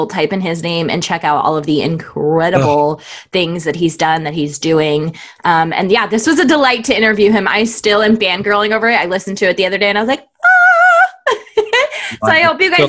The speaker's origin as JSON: {"language": "English", "region": "Southern California", "country": "United States", "tie": "born or raised there", "said": "I grew up in Southern California"}